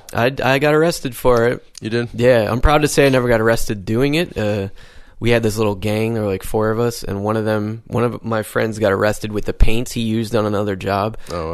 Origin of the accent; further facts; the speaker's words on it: Syracuse, New York, United States; moved away as an adult; also born or lived in Berlin, Germany; I'm from a city called Syracuse in New York State